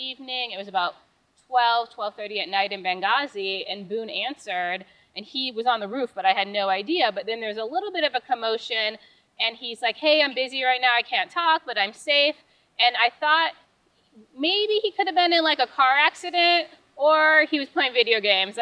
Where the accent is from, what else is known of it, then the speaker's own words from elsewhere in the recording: Upper Peninsula, Michigan, United States; Small town, Upper Peninsula, Michigan, so I'm a youper.